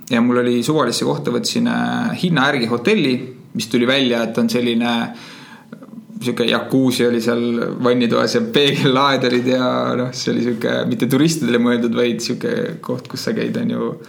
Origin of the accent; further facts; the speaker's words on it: Estonia; et ma võin öelda küll, et oh, ma olen Euroopast, ma ei ole usakas, aga noh, nendeks ei ole vahet, on ju. et kui ma nüüd Estonia, siis nad mõtlevad, et Estonia on mingi, mingi osa Põhja-Ameerikast